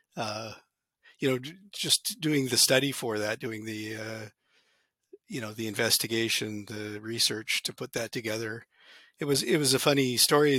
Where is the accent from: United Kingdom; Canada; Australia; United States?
Canada; also born or lived in Alberta; I grew up in Canada